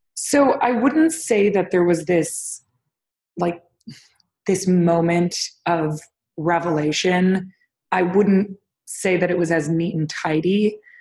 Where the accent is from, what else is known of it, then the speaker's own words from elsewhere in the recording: Toronto, Ontario, Canada; I was born and raised in Toronto, Canada, which was a great place to grow up